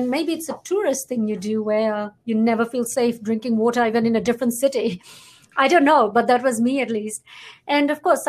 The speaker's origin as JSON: {"language": "English", "country": "Fiji", "tie": "born or raised there", "moved": "as an adult", "lives_now": "Canada", "said": "I am from Fiji, very proudly born and raised there."}